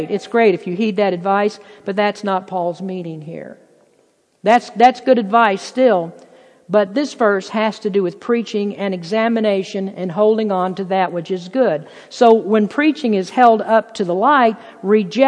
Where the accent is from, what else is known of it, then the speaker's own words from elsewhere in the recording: Lexington, Kentucky, United States; moved away; Lexington, where I'm from, the place is just filled with beautiful, lush, green grass horse farms